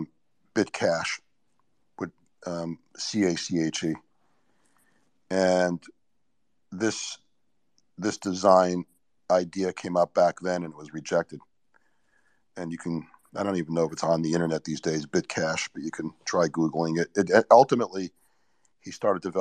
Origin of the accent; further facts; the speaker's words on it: New York, United States; I was born in New York, so I grew up with a lot of graffiti